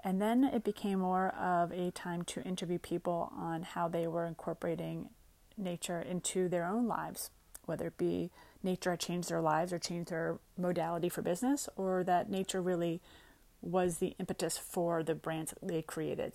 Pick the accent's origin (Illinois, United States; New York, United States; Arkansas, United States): New York, United States; also born or lived in Westchester, New York; I grew up in New York, and we would go upstate